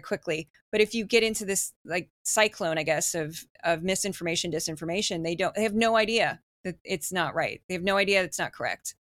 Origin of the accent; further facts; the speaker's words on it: United States; I'm very American